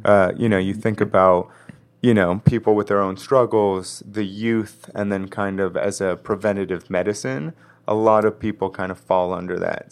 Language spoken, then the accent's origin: English; Los Angeles, California, United States; also born or lived in New York; I grew up in West L